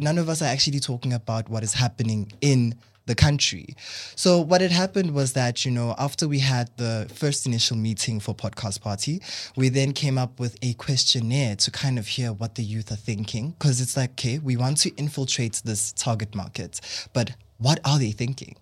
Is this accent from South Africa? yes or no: yes; South Africa; I'm South African